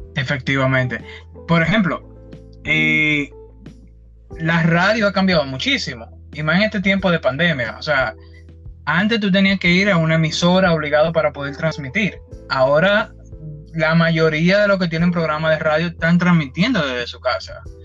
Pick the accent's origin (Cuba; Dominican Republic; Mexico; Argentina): Dominican Republic; soy de la República Dominicana.